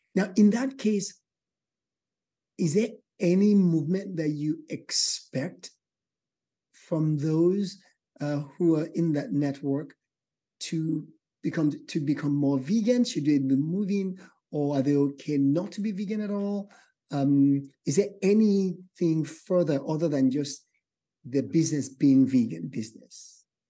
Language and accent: English; Nigeria; moved away; I'm from Nigeria, West Africa